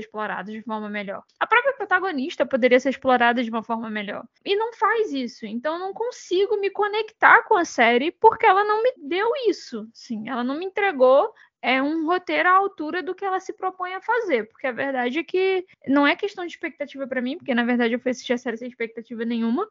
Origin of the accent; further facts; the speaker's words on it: Brazil; como brasileiro